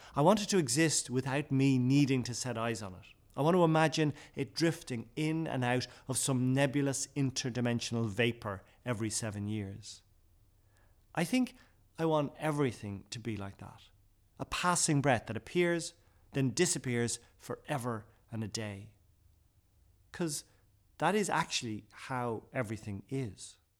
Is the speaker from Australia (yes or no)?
no; Ireland; first language Irish; English is a second language; also born or lived in West Kerry / Dublin